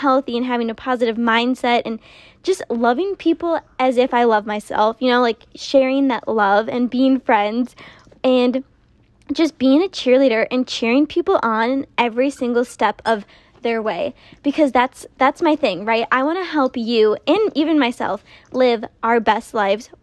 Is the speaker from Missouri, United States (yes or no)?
no; Minnesota, United States; moved away as an adult; now in Texas, United States; I am originally from Minnesota